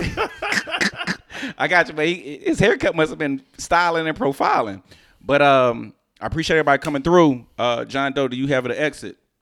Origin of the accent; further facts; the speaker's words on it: Houston, Texas, United States; moved away; also born or lived in New Jersey; I was raised in Houston and in a black family in Houston